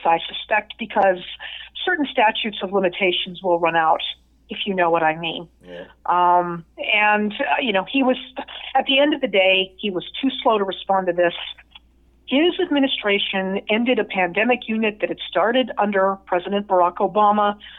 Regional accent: Las Vegas, Nevada, United States; now in San Diego, United States; somebody like myself who grew up there

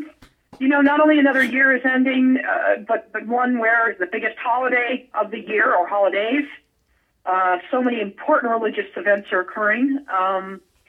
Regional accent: Las Vegas, Nevada, United States; I grew up in Vegas.

